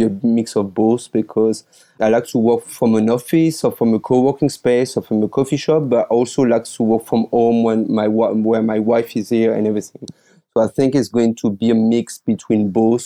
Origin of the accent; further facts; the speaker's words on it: France; English is a second language; moved away as an adult; now in Taiwan; I'm calling from Taiwan, but as you probably can hear my accent, I'm originally from France.